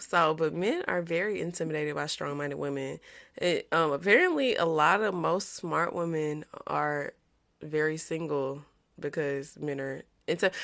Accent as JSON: {"language": "English", "region": "Louisiana", "country": "United States", "said": "I'm from Louisiana"}